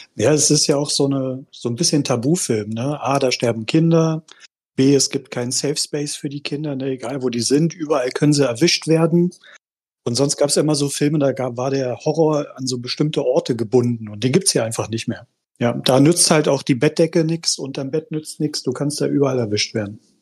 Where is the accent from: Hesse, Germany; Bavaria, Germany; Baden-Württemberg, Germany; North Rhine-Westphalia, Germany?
North Rhine-Westphalia, Germany; Düren; aus Düren